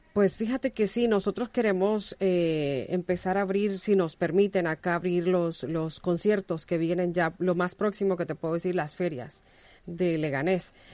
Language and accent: Spanish; Honduras; now in Spain; yo soy hondureña